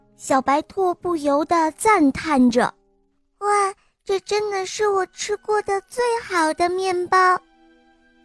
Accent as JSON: {"language": "Chinese", "region": "Shanghai", "country": "China", "said": "我六岁了，我来自上海"}